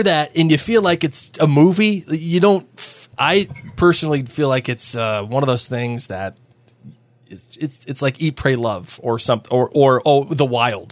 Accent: United States; as an American

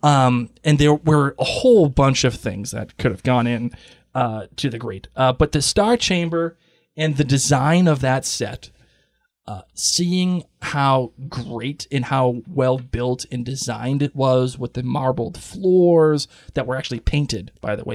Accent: Boston, Massachusetts, United States; I'm from Boston.

